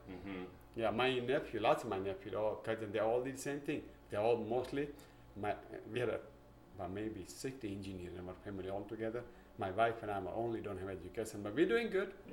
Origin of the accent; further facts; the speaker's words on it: India; English is a second language; now in Ontario, United States; we came from India, which is small village.